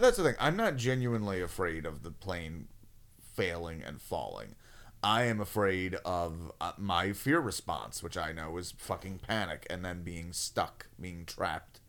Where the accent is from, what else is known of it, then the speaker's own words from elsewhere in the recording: United States; I'm an American